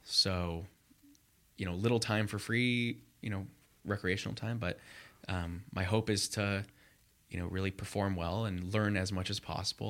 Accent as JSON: {"language": "English", "town": "Los Angeles", "region": "California", "country": "United States", "tie": "born or raised there", "also_born_or_lived": "Michigan / Chicago", "moved": "as an adult", "lives_now": "Los Angeles, United States", "said": "grew up in the L A area"}